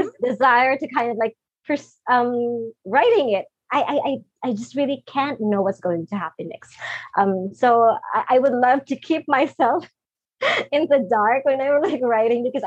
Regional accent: Philippines; I'm from the Philippines and I'm not in the US

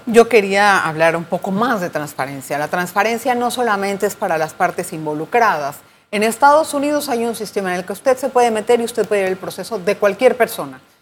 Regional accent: Panama; todos somos panameños

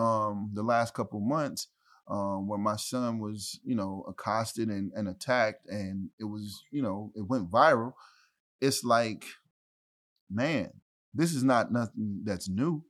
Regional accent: Ferguson, Missouri, United States; also born or lived in St. Louis; I'm from Ferguson

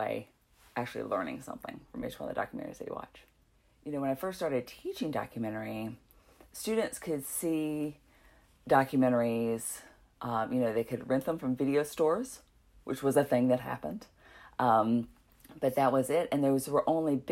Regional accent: Walnut Cove, North Carolina, United States; I grew up in Walnut Cove, North Carolina, which is also in Stokes County

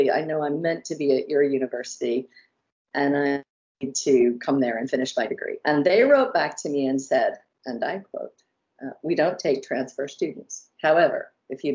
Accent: Houston, Texas, United States; moved away as an adult; also born or lived in Waco, Texas / New York; now in London, United Kingdom; I'm from Texas originally, and I grew up in the suburbs of Houston.

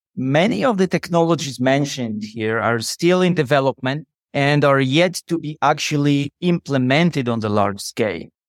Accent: Poland; I'm from Poland.

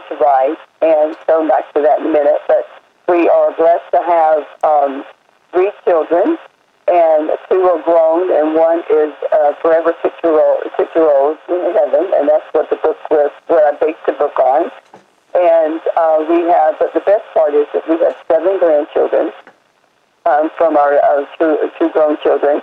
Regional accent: Roanoke Rapids, North Carolina, United States; moved away as an adult; also born or lived in Italy; My husband and I were actually born and raised in Roanoke Rapids, North Carolina, but we left when we were 18

